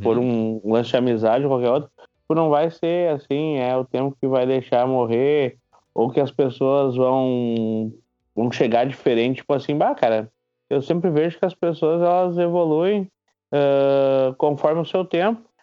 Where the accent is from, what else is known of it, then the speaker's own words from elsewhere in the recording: Nova Hartz, Rio Grande do Sul, Brazil; Sou, sou natural de Navarrartes